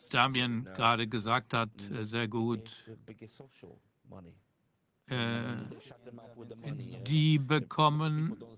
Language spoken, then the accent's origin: German; Poland; ich weiß noch, wie es war